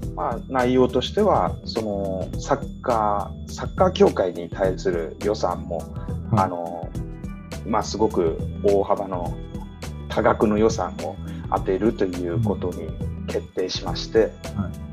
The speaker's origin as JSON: {"language": "Japanese", "country": "Japan", "tie": "born or raised there", "said": "日本生まれ日本育ち"}